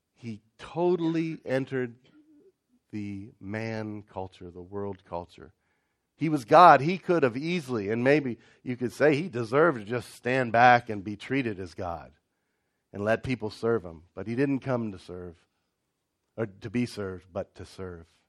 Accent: Ohio, United States; I grew up in Ohio

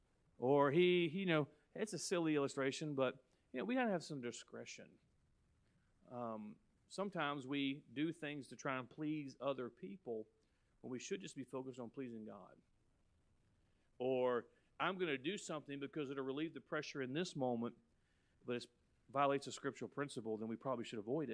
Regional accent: United States

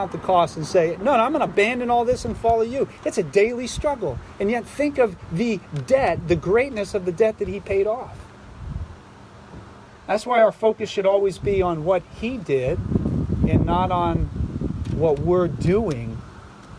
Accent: Philadelphia, Pennsylvania, United States; I'm from Philadelphia

